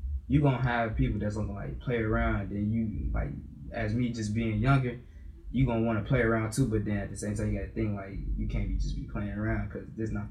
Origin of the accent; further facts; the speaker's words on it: Kankakee, Illinois, United States; I'm from Illinois. I'm probably, I don't know if people call it basically Chicago, but it's Kankakee